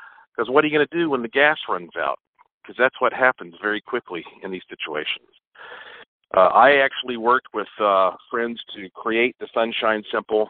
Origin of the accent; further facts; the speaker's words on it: Asheville, North Carolina, United States; I was born right here in Asheville, North Carolina